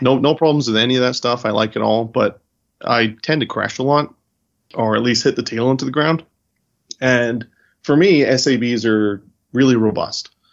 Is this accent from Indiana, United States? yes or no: no; California, United States; moved away as an adult; also born or lived in White Plains, New York; now in Charlotte, United States; originally from California. So I grew up in California